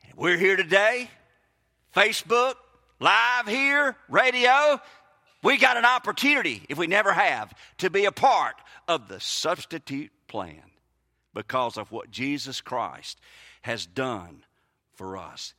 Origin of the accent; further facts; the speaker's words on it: Mississippi, United States; moved away as an adult; now in Brookhaven, United States; I grew up in Mississippi